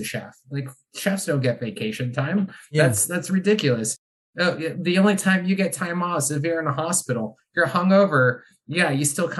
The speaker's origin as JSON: {"language": "English", "country": "United States", "moved": "as an adult", "lives_now": "Ireland", "said": "being an American living in Europe"}